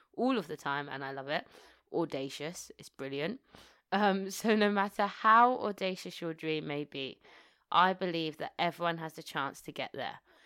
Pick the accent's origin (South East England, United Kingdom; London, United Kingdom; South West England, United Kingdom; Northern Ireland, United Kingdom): London, United Kingdom; New Malden; also born or lived in Tooting, London; So I was born in Tooting, Southwest London, and then we shortly afterwards moved to, moved to New Malden, where I spent the majority of my life, twenty years of my life.